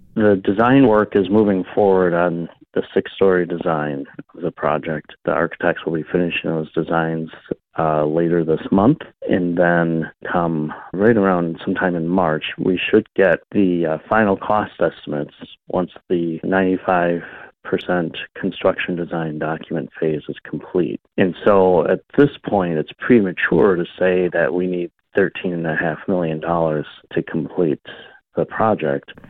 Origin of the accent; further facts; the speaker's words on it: Milwaukee, Wisconsin, United States; also born or lived in Utah; now in Madison, United States; I grew up in Milwaukee, and my parents are originally from Utah, and we moved back here my freshman year of high school